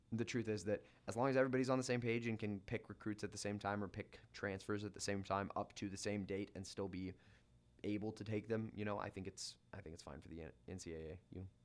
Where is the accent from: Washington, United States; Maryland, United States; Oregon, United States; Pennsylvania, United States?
Washington, United States; also born or lived in North Platte, Nebraska; now in Lincoln, United States; Growing up in Washington State